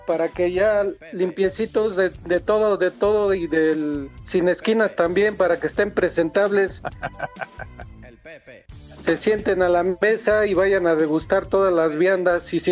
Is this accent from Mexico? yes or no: yes; Toluca, State of Mexico, Mexico; Yo soy de Mero Toluca.